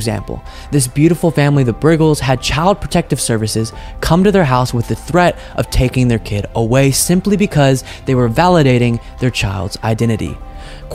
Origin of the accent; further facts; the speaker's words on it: Texas, United States; I grew up in Texas where I was surrounded by plenty of Republicans